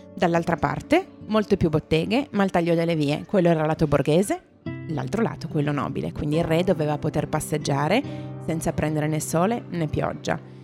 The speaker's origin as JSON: {"language": "Italian", "town": "Turin", "region": "Piedmont", "country": "Italy"}